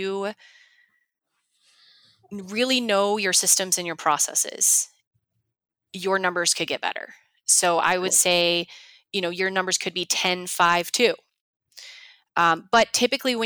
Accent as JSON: {"language": "English", "town": "Chicago", "region": "Illinois", "country": "United States", "said": "I'm from Chicago"}